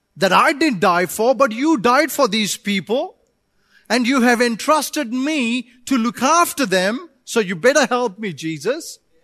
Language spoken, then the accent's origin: English; India; moved away; I come from India